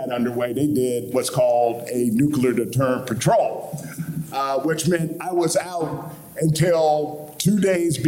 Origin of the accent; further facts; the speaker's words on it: St. Louis, Indianapolis, Midwest, United States; moved away as an adult; I am from the Midwest as well, St. Louis, Indianapolis.